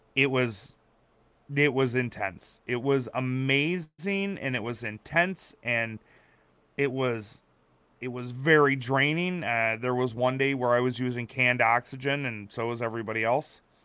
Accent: Wisconsin, United States; I grew up in Wisconsin

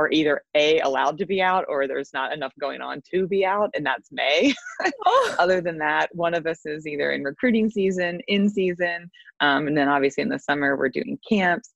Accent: Maryland, United States; moved away as an adult; also born or lived in Nashville, Tennessee; I grew up in Maryland, and then went to school in Nashville, Tennessee

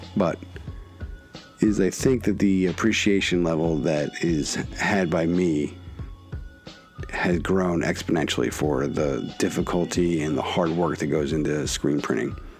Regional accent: Philadelphia, Pennsylvania, United States; proud of Philadelphia, proud of my hometown growing up

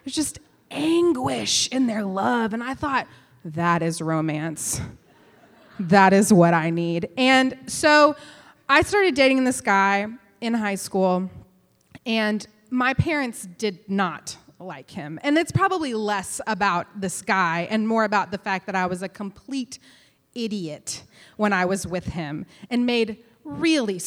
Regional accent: West Texas, United States; I grew up in West Texas

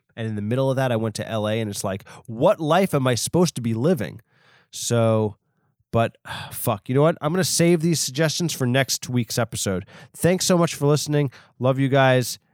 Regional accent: Long Island, New York, United States; I'm from Long Island

